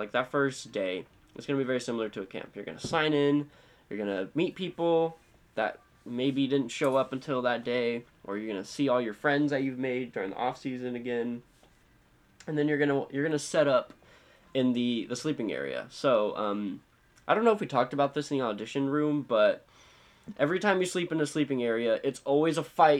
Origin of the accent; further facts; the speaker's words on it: San Antonio, Texas, United States; San Antonio, mm-hmm. DCI is my hometown.